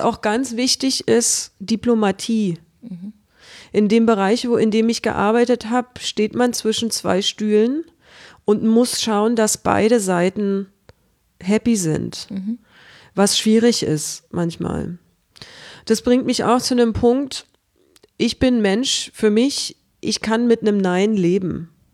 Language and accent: German; Berlin, Germany; moved away as an adult; also born or lived in Stuttgart; Im Krankenhaus Berlin-Friedrichshain geboren. Und ich habe immer in Friedrichshain gelebt